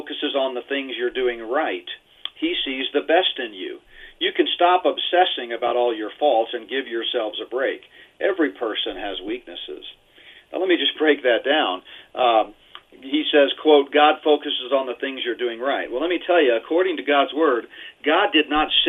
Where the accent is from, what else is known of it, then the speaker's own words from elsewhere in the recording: Houston, Texas, United States; growing up in Houston in high school and college